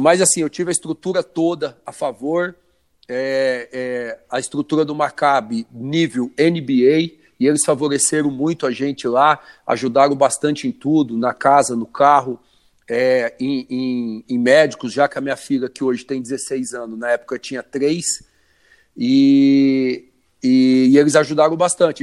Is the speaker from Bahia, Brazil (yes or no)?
no; Orlândia, São Paulo, Brazil; sou natural de Orlândia, interior de São Paulo